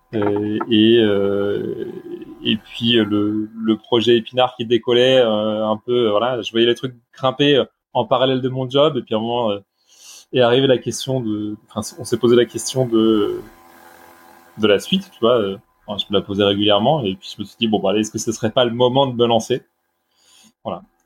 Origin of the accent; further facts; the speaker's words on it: Brittany, France; now in Bordeaux, France; je suis breton d'origine